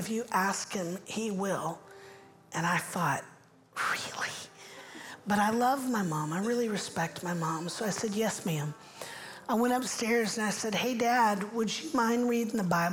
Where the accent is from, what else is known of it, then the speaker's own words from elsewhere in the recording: Central Florida, United States; moved away as an adult; also born or lived in Orlando; now in Nashville, United States; I grew up in Central Florida